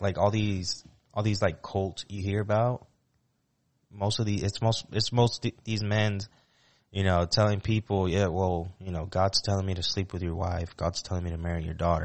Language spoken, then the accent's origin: English; Puerto Rico; moved away; me with my friends growing up in Puerto Rico